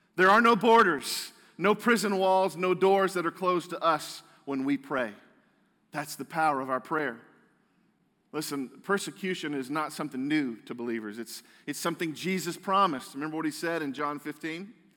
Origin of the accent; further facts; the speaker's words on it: United States; as American Christians